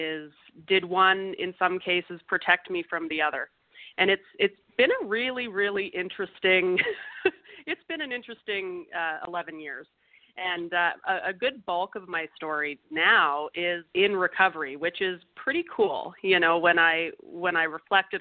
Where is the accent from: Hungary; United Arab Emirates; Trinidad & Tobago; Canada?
Canada; I was born in Canada in a Canadian city